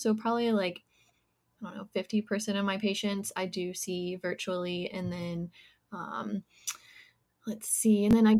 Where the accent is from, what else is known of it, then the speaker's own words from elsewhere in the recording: Virginia, United States; moved away as an adult; now in North Carolina, United States; I'm originally from Virginia, went to college there and everything.